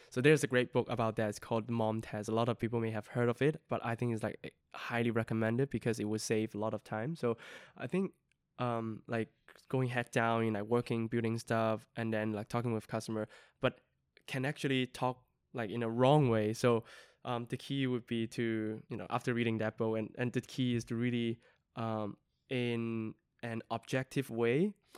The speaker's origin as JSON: {"language": "English", "region": "Yunnan", "country": "China", "tie": "born or raised there", "moved": "yes", "said": "my hometown is in, um, Yunnan, um, southwestern part of, uh, a province in mainland China."}